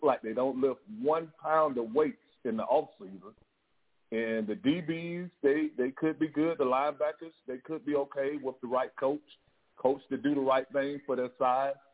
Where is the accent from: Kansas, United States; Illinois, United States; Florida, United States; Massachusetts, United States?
Florida, United States; Miami; I was born in the Grove in '69, but we would play ball at the boys club at Southwest Boys Club